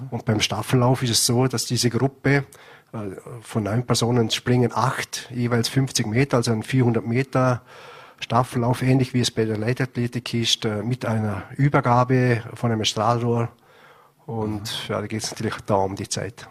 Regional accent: Vorarlberg, Austria; bei uns in Vorarlberg

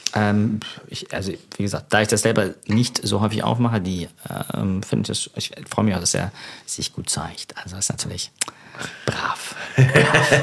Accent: Germany; accent: thick German; now in London, United Kingdom; mit meinem dicken deutschen Akzent

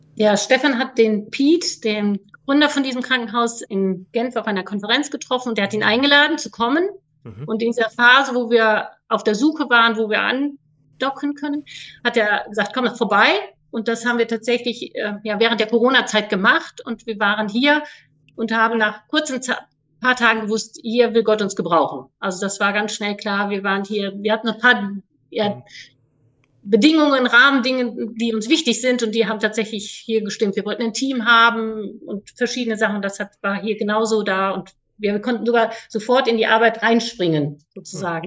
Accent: North Rhine-Westphalia, Germany; ich bin 49 Jahre alt, bin aufgewachsen am Niederrhein.

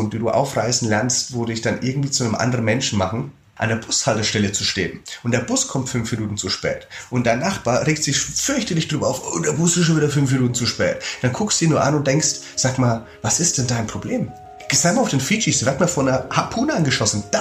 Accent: Germany; ich komme aus Deutschland

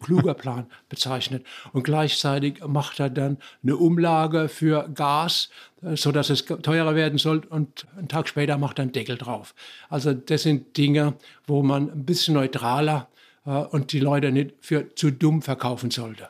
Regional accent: Germany; now in Bochum, Germany; bei uns in Deutschland

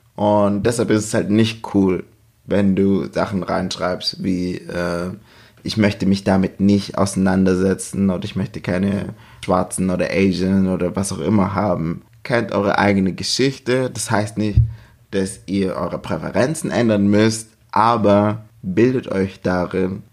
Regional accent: Germany; bei uns in Deutschland

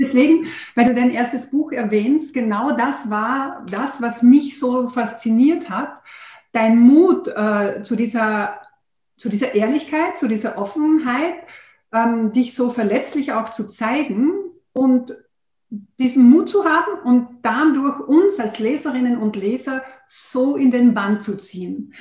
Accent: Austria; bei uns in Österreich

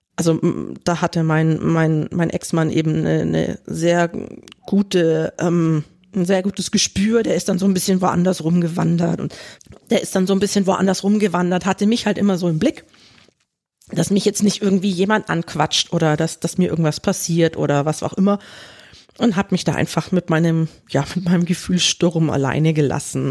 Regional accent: Germany; ich bin in Deutschland geboren und aufgewachsen

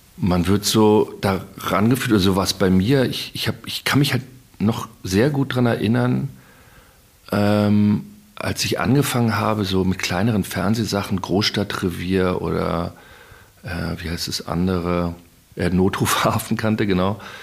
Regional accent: Berlin, Germany; ich komme ja aus Berlin und ich komme ja aus der Gegend

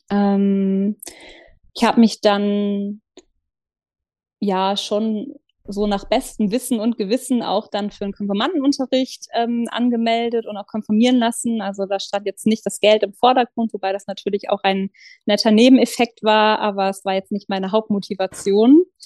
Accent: south of Hamburg, Lower Saxony, Germany; moved away as an adult; also born or lived in Lower Franconia; now in Kiel, Germany; ich bin in Hamburg geboren und äh, im südlichen oder südlich von Hamburg aufgewachsen, in Niedersachsen. Ähm, habe da die ersten 20 Jahre meines Lebens verbracht.

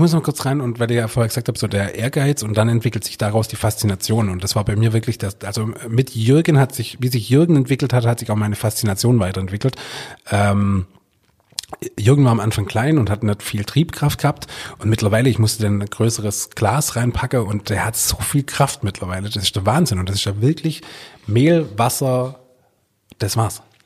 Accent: Swabia / Hohenlohe area, Baden-Württemberg, Germany; da wo ich herkomme

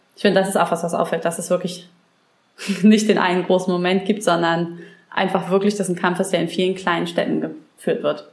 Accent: Brandenburg, Germany; Ich komme ja aus Brandenburg

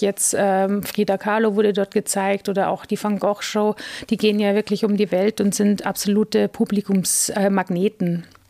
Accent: Munich, Bavaria, Germany; moved away as an adult; also born or lived in Italy / Frankfurt; now in Regensburg, Germany; Geboren wurde ich in München, ähm, hab, bin auf dem Land aufgewachsen

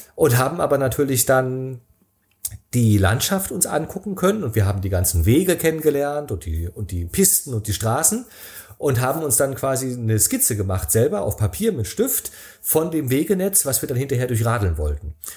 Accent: Rostock, Mecklenburg-Vorpommern, Germany; moved away as an adult; also born or lived in Berlin / San Sebastian; sind wir nach Rostock oh. gefahren, in meine Heimat

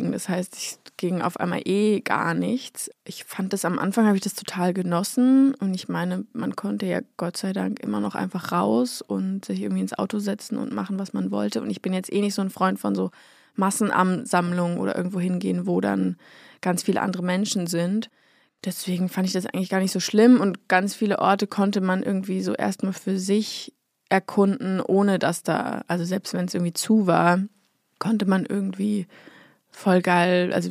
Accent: Berlin, Germany; born or raised there; moved away as an adult; now in Munich, Germany

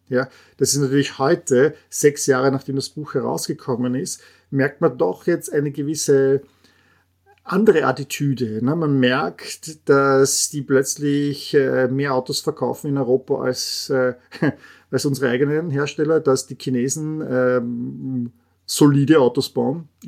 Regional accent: Austria; Äh, ich als Österreicher sage auch Porsche Pierce sind eine österreichische Familie

